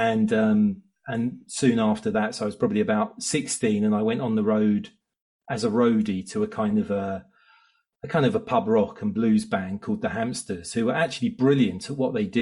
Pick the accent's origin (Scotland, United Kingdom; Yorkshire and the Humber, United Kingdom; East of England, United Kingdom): East of England, United Kingdom; Southeast Essex; I grew up in Southeast Essex with one brother